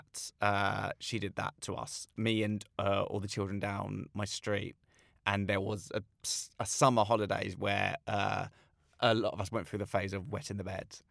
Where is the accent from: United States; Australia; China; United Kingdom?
United Kingdom; Slough, South East England; I grew up in Langley in Slough.